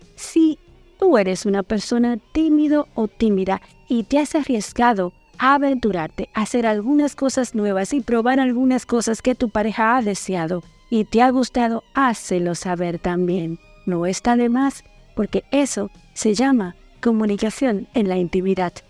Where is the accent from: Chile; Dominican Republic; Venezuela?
Dominican Republic; now in Buenos Aires, Argentina; una dominicana orgullosa y muy feliz de estar aquí en Buenos Aires, Argentina